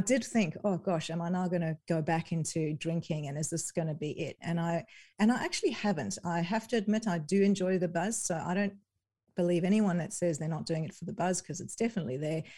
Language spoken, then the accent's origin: English; South Africa; moved away; I'm originally from South Africa